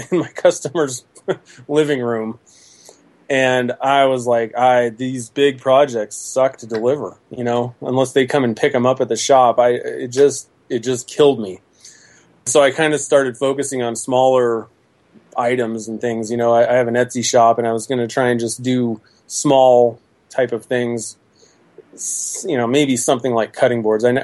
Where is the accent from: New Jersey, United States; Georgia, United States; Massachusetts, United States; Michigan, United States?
New Jersey, United States; I'm from New Jersey.